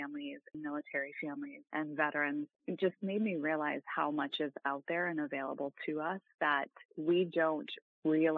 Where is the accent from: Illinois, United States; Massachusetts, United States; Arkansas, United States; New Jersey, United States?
Massachusetts, United States; moved away as an adult; I grew up in Massachusetts